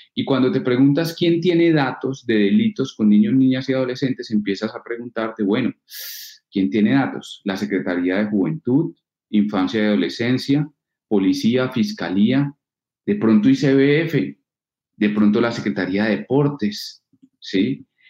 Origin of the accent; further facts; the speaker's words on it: Norte de Santander, Colombia; accent: paisa; moved away as an adult; also born or lived in Cartagena; now in Medellín, Colombia; viví en Norte de Santander porque mi padre estuvo trabajando en el norte de Santander casi toda su vida y por eso viví 14 años en, Santander